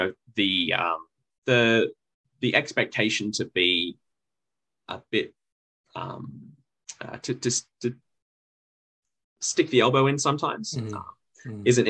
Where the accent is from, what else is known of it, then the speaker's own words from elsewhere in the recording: Sydney, New South Wales, Australia; moved away as an adult; now in Melbourne, Australia; I grew up in Sydney